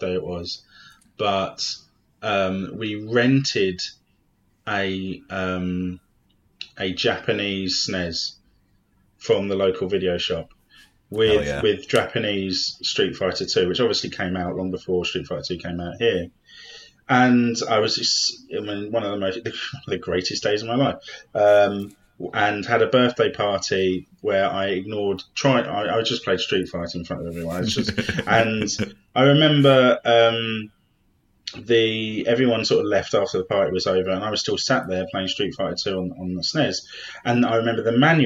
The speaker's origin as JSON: {"language": "English", "region": "London", "country": "United Kingdom", "tie": "born or raised there", "said": "I grew up in South London"}